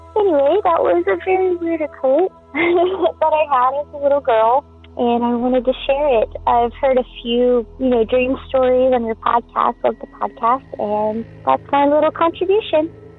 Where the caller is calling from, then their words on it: Gulf Coast, United States; I'm calling from the Gulf Coast to tell a story about a dream premonition I had when I was little.